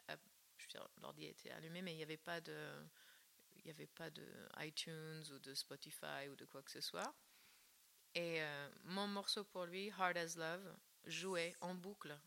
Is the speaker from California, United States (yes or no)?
yes; Northern California, United States; moved away; la Californie du Nord, là d'où je viens